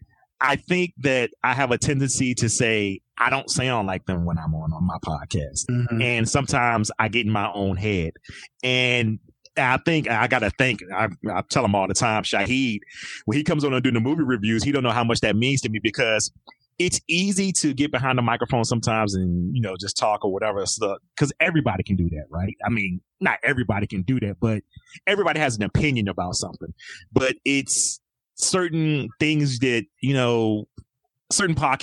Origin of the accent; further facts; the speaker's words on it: Petersburg, Virginia, United States; accent: country Virginia; also born or lived in Manhattan, New York; now in New York, United States; I'm originally from Petersburg, Virginia. I now live in New York, Manhattan.